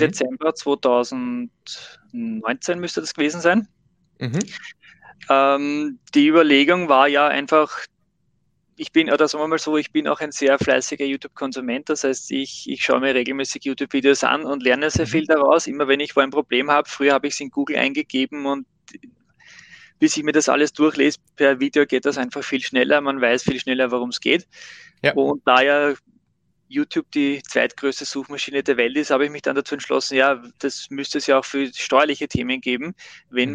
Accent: Austria; bei uns in Österreich

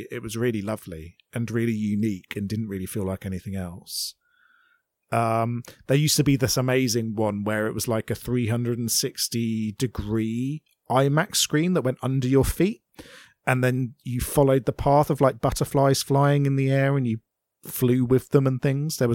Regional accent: United Kingdom; I'm a British person

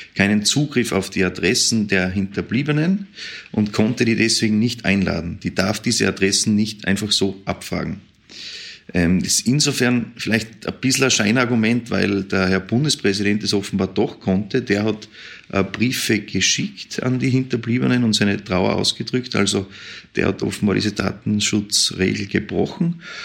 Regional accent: Vienna, Austria; als Wiener ist man diese Situation einfach nicht gewohnt

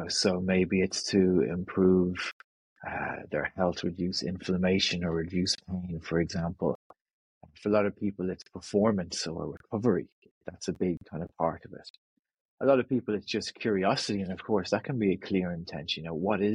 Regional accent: North County Dublin, Ireland; I'm from North County Dublin, just north of the city, right on the beach. So I grew up on the beach and spent my childhood on the beach

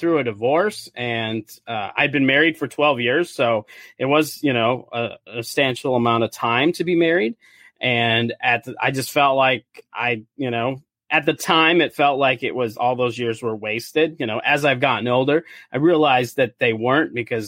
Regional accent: South Dakota, United States; moved away as an adult; also born or lived in California; now in St. Paul, United States; originally, I'm from South Dakota. That's where I grew up

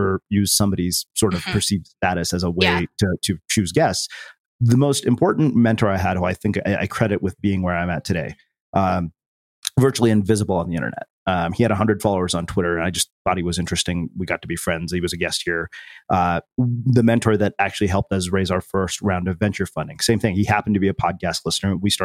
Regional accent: India; I'm Indian

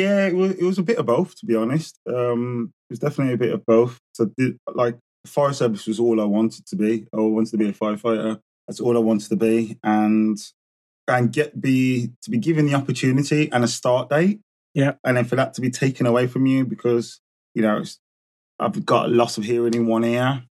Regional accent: Birmingham, West Midlands, United Kingdom; born and bred in Birmingham

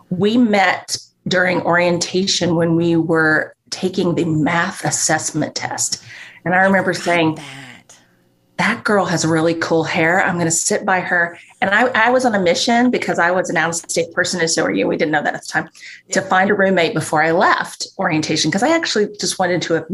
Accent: Northeast, United States; oh, and I've grown up in the Northeast most of my life.

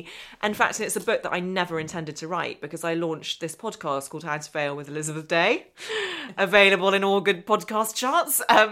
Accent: Northern Ireland, United Kingdom; accent: English; But I speak with an English accent. I was born over here and I grew up in Northern Ireland, and my accent always really marked me out.

